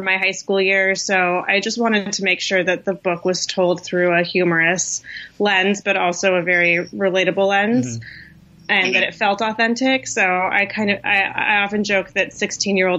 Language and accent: English; Bay Area, California, United States; also born or lived in Iran; growing up in the United States undocumented. My family moved to the Bay Area when I was 2 years old from Iran